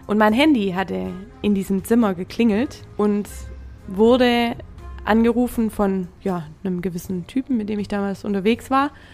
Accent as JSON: {"language": "German", "town": "Trochtelfingen", "region": "Baden-Württemberg", "country": "Germany", "moved": "as an adult", "lives_now": "Hamburg, Germany", "said": "nach Trochtelfingen, wo ich herkomme"}